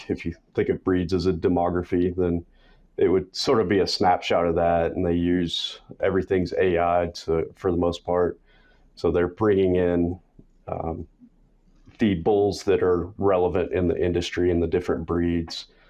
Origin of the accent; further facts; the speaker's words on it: West Texas, United States; I grew up in West Texas, rural area